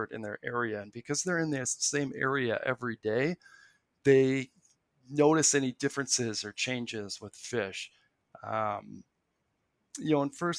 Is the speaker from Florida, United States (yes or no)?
no; Milwaukee, Wisconsin, United States; I grew up in the Milwaukee metro area